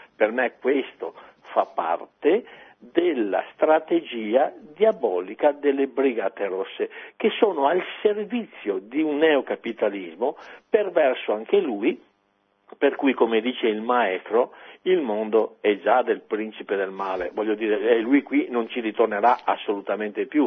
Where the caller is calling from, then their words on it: Padua, Veneto, Italy; chiamo da Padova